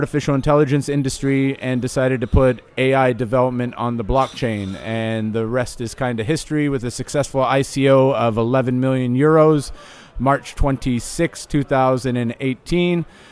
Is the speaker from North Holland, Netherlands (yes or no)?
yes; Amsterdam, North Holland, Netherlands; I come from Amsterdam, where the scene is a little bit, it's a little bit segregated